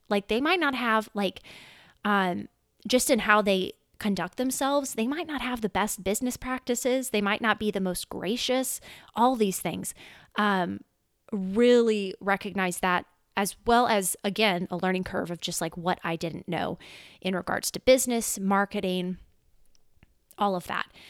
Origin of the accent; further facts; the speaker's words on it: Louisiana, United States; also born or lived in California; I was born in California. However, we moved to Louisiana in twen-, two thousand. And, yeah, I've been in Louisiana ever since